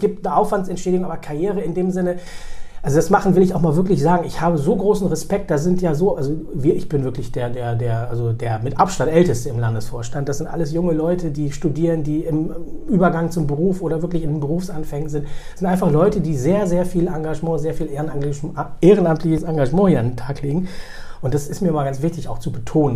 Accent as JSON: {"language": "German", "region": "Bremen", "country": "Germany", "tie": "born or raised there", "also_born_or_lived": "Karlovy Vary, Czech Republic / Berlin, Germany", "said": "Ich bin äh, in Bremen aufgewachsen, habe sozusagen die zentralen Stationen meiner Kindheit und Jugend hier verbracht"}